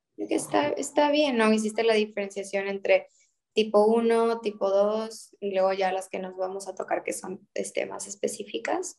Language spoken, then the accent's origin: Spanish; Mexico; por el simple hecho de ser mexicanos